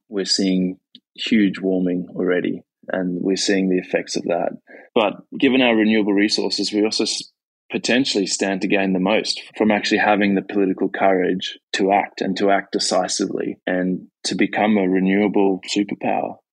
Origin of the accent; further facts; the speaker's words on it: Australia; I was at uh, COP in Glasgow, and as an Australian, it was it was embarrassing to see the way we were acting on the world stage.